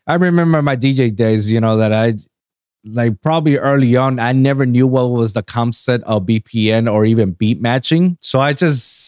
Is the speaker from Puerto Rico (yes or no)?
yes; Puerto Rico; moved away as an adult; now in Miami, United States; I'm from Puerto Rico, you know? Been there for my whole life. And 8 years ago, I moved down here to Miami to go to that school after I finished school